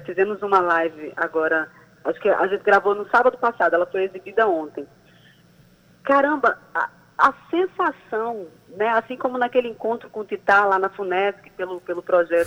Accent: João Pessoa, Paraíba, Brazil; paraibana, pessoense, nascida e criada aqui

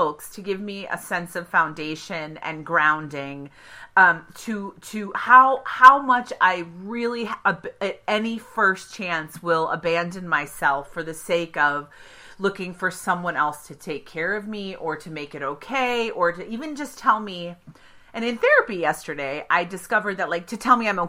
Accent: Evanston, Illinois, United States; I'm from Evanston

